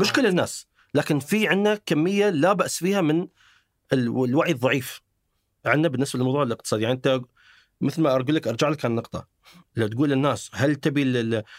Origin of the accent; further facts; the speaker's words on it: United Arab Emirates; عندنا في الامارات